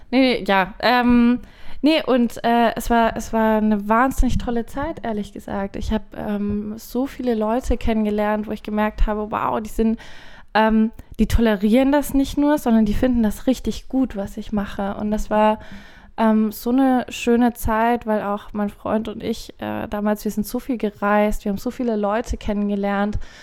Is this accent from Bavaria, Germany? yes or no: yes; Forchheim, Bavaria, Germany; moved away; ich komme nämlich ursprünglich aus Forchheim Forchheim liegt im äh, schönen Bayern, aber wer aus Forchheim kommt, also das sind Franken so.